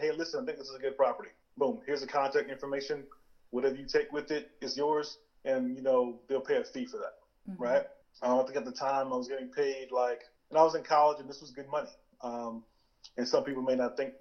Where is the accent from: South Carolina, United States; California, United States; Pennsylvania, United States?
South Carolina, United States; Tallville; also born or lived in Clemson, South Carolina; I am from Tallville, South Carolina